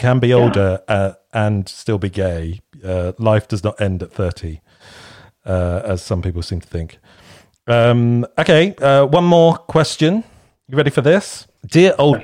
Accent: Kent, South East England, United Kingdom; moved away as an adult; now in Bristol, United Kingdom; I moved to Bristol from Kent.

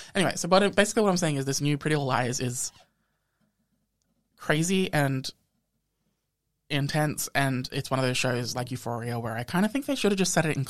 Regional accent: Australia

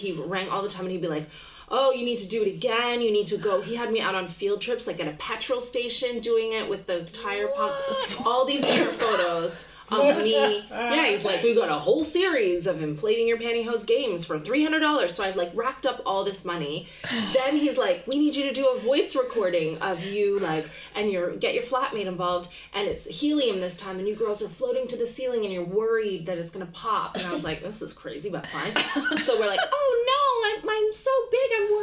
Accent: Canada; moved away as an adult; now in London, United Kingdom; I'm from Canada

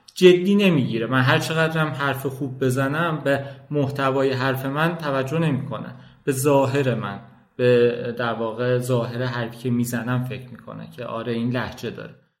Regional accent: Kojovar village, near Tabriz, East Azerbaijan, Iran; first language Azerbaijani Turkish; Persian is a second language; moved away as an adult; now in Tehran, Iran; من توی حالا روستایی به دنیا اومدم و فکر میکردم کل دنیا اینجاست

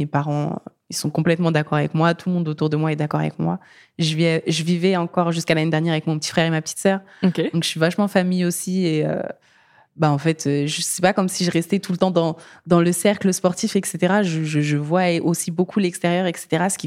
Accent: France; moi, je suis malienne française. Et en allant au Mali

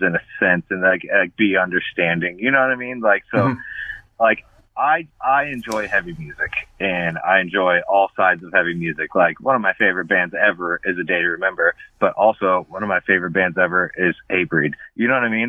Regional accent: Florida, United States; I grew up in Florida

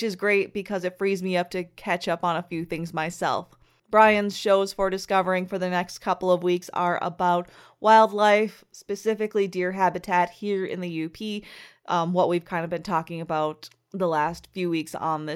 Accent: the UP, Michigan, United States; commuting 150 miles a day from my hometown in the UP

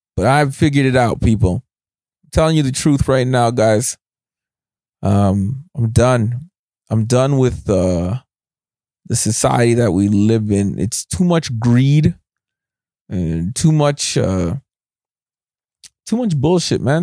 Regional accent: Scarborough, Ontario, Canada; moved away; I was born in Scarborough

